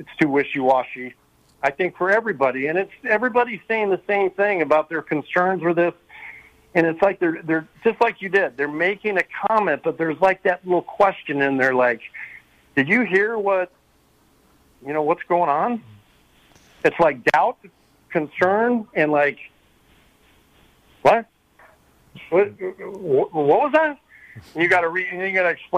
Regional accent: Sacramento, California, United States; Growing up in Sacramento

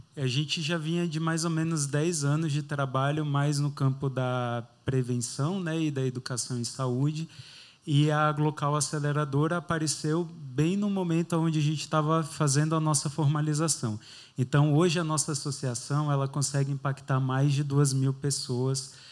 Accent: Itororó, Bahia, Brazil; moved away as an adult; now in São Paulo, Brazil; eu sou do interior da Bahia, né? eu sou de uma cidade bem pequenininha, 16 mil habitantes, chama Itororó, perto ali do sul da Bahia

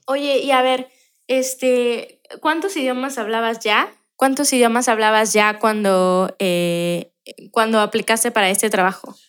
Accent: Mexico; nosotros los mexicanos

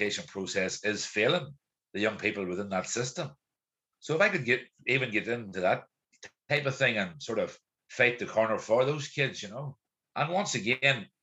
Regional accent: East Tyrone, Northern Ireland, United Kingdom; I grew up in Arbaugh in the 1980s and 90s

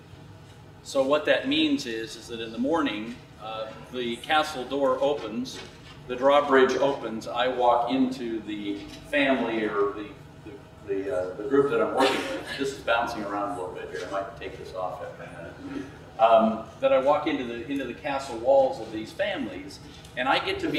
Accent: Laguna Beach, California, United States; I'm from Laguna Beach

